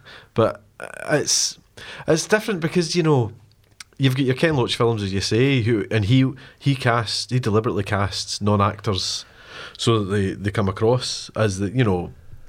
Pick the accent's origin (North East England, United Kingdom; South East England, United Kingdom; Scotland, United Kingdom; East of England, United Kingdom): Scotland, United Kingdom; Glasgow